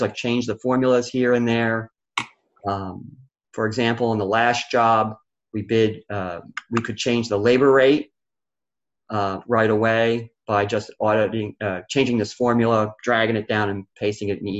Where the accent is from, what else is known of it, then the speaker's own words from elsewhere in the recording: Philadelphia, Pennsylvania, United States; I was raised in Philly